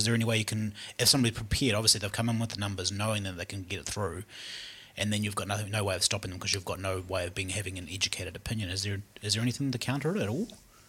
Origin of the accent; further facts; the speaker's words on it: Mosgiel, Otago, New Zealand; Hey, I'm from Mosgiel, so don't get onto that. That's a sore subject for Mosgielians.